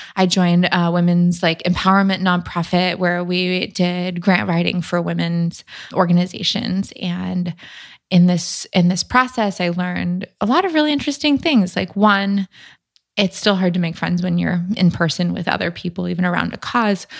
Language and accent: English; Newport Beach, California, United States; moved away as an adult; also born or lived in San Francisco; in my hometown, which isn't necessarily a super small town, but I'm from Newport Beach in Orange County, and I'd lived there my whole life